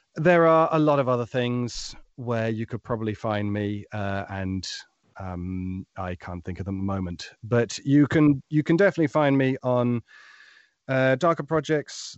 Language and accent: English; United Kingdom; being a Brit in a very American-dominated world